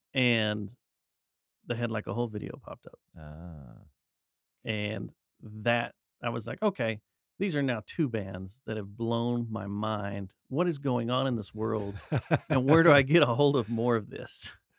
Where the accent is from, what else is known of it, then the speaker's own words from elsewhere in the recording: Arlington, Texas, United States; I was born in Arlington.